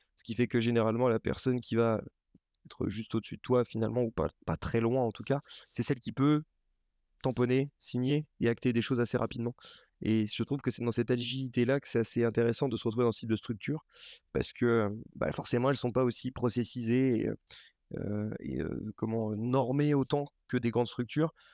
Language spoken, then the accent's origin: French; Lorraine, Grand Est, France; also born or lived in Paris; now in Nantes, France; j'ai été élevé en Lorraine, donc dans une comme beaucoup de Lorrains